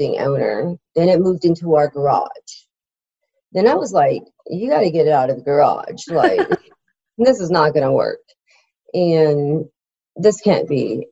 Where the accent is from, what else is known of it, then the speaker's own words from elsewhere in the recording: Iowa, United States; now in Georgia, United States; I grew up in the Midwest. So it was a lot of land to be able to cover, you know, growing up in Iowa